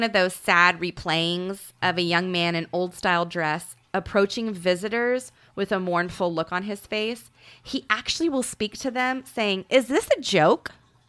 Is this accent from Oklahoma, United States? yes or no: yes; Canadian County, Oklahoma, United States; I grew up in Canadian County